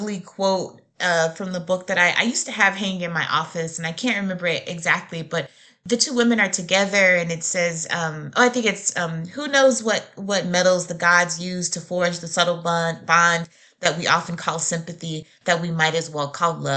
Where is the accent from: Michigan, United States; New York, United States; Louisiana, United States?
Louisiana, United States; Shreveport; now in Nashville, United States; I grew up in Louisiana